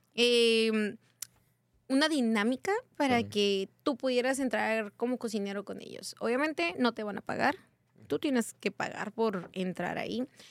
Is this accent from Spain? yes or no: no; Hermosillo, Sonora, Mexico; moved away as an adult; also born or lived in Baja California; now in Tecate, Mexico; Soy originaria de Hermosillo, Sonora